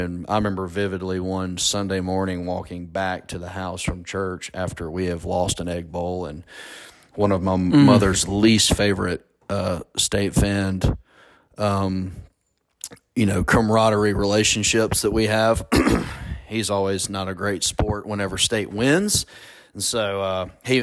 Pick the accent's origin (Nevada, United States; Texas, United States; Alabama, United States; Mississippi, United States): Mississippi, United States; Ackerman; we grew up there